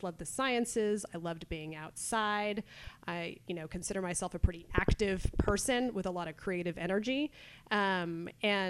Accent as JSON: {"language": "English", "town": "Carmel", "region": "California", "country": "United States", "tie": "born or raised there", "said": "I grew up in Carmel, a very obviously food and wine oriented place."}